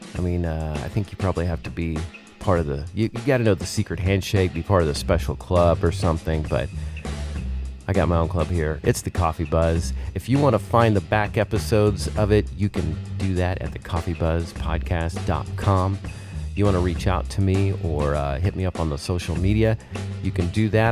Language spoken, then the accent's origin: English; Arkansas, United States; grew up in Arkansas